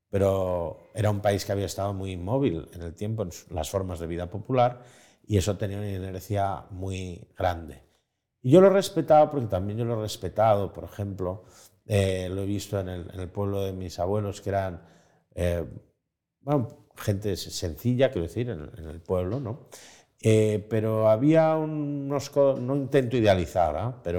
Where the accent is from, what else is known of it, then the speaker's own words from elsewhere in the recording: Spain; como tantos españoles, yo nací en el país, el mejor país del mundo, en el país con una esperanza de futuro, con una esperanza más clara. Em, nací en el año 80.